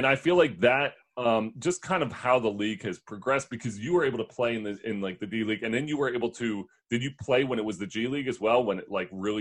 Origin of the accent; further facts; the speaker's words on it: Philadelphia, Pennsylvania, United States; I grew up in Philly